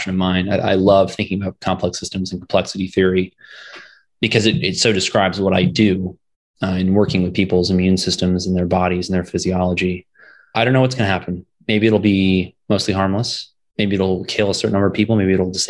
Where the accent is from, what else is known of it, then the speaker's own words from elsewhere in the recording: Virginia, United States; moved away as an adult; also born or lived in Florida; my home state of Virginia